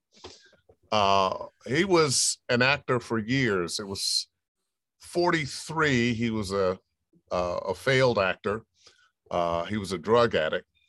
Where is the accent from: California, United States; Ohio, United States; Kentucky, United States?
Ohio, United States; Cleveland; moved away; I was born and raised in Cleveland, Ohio